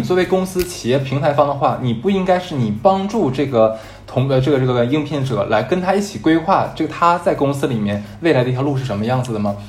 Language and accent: Chinese; Harbin, Heilongjiang, China; 我是哈尔滨人，然后在非常了不起的某某某大学毕业